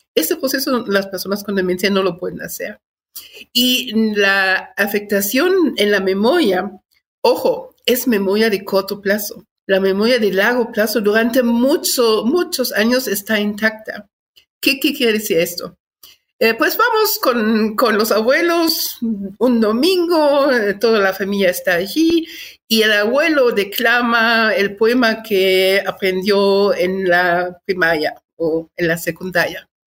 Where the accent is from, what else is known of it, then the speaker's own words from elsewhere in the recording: Germany; moved away as an adult; also born or lived in Guatemala / Chiapas; now in Mexico City, Mexico; Nací en Alemania, llevo 42 años de este lado, llegué en 1980